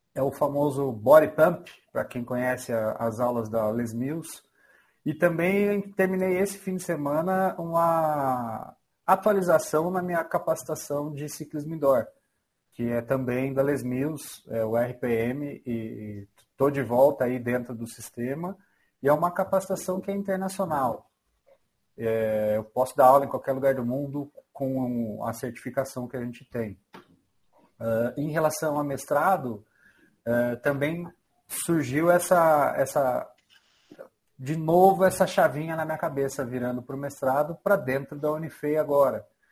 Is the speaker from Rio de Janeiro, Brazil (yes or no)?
no; São Bernardo do Campo, São Paulo, Brazil; now in Itajubá, Brazil; sou nascido em São Bernardo do Campo, São Paulo